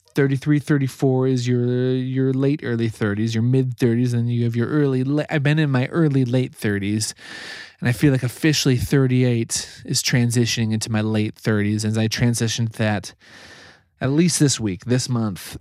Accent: Nebraska, United States; I grew up in Nebraska

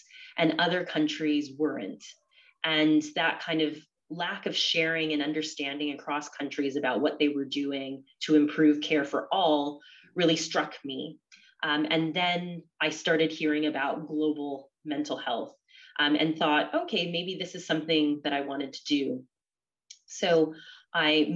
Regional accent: California, United States; moved away as an adult; also born or lived in Oxford, United Kingdom; now in London, United Kingdom; I'm originally from California

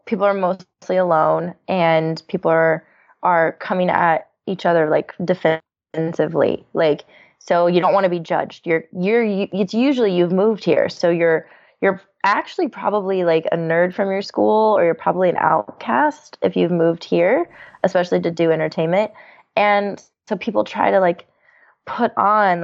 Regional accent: Texas, United States; now in California, United States; I'm from Texas

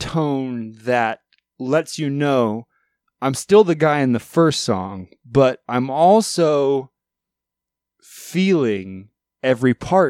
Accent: England, United Kingdom; my drummer speaks Russian and my guitar player speaks French and I'm English, but I speak both poorly.

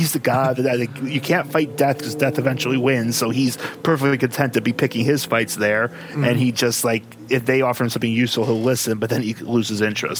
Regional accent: Buffalo, New York, United States; I'm from Buffalo.

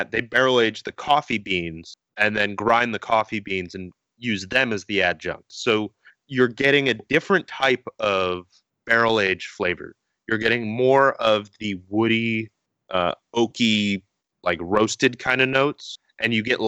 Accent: Portland, Oregon, United States; my hometown, Portland, Oregon

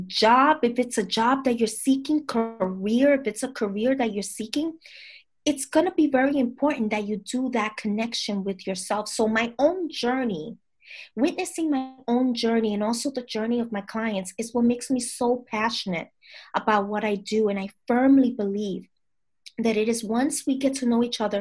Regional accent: New York City, New York, United States; I'm from the Bronx, from Dominican parents

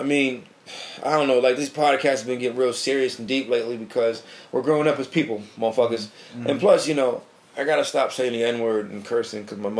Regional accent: New Britain, Connecticut, United States; now in Hartford, United States; I live in Hartford, you know, but I'm from New Britain. I'm born and raised.

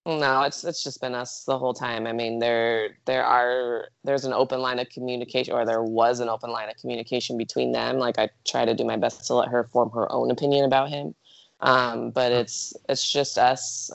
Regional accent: Eugene, Oregon, United States; moved away as an adult; now in Arizona, United States; I grew up in Eugene, Oregon.

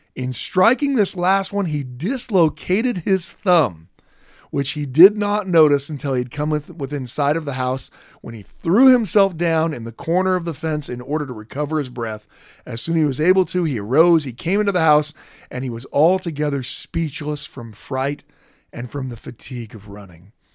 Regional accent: Idaho, United States; Growing up in Idaho

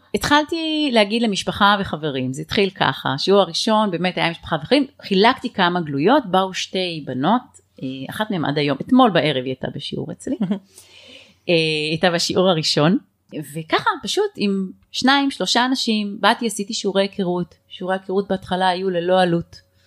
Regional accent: HaZorea, Northern District, Israel; גדלתי בקיבוץ הזורע, אה, רוב הילדות שלי הייתי שם

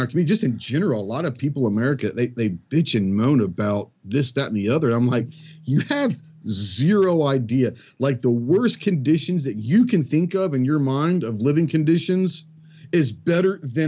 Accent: Plano, Texas, United States; I grew up in Dallas, in suburbia Dallas, in Plano, Texas

